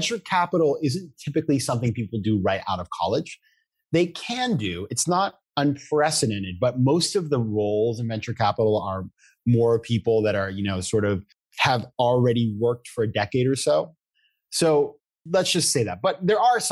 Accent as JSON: {"language": "English", "region": "Maine", "country": "United States", "moved": "yes", "said": "I come from Maine. I come from a small town."}